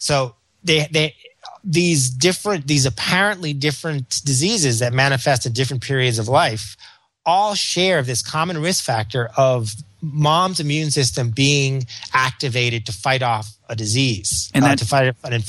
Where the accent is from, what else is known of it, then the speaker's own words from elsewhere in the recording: Memphis, Tennessee, United States; So growing up in Memphis, it may have been worms.